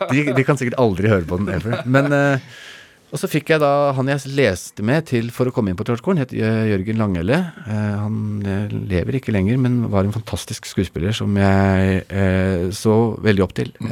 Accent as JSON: {"language": "Norwegian", "region": "Agder", "country": "Norway", "accent": "Sørlandsk", "said": "Jeg snakker jo sørlandsk når jeg er på Sørlandet."}